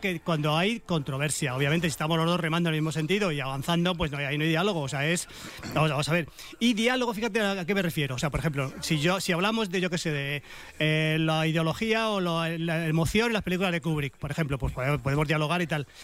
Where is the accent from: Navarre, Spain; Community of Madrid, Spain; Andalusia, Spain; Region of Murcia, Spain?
Community of Madrid, Spain; Madrid; qué secos soy los madrileños